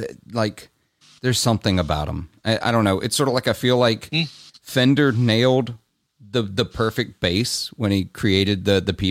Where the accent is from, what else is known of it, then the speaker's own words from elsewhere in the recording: Clarksdale, Mississippi, United States; in my hometown, which is kind of it's a tourist trap town for the blues. I'm from Clarksdale.